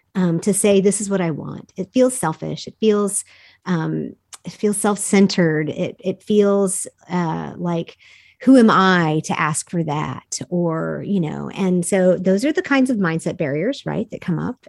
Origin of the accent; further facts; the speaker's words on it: United States; I'm a dumb American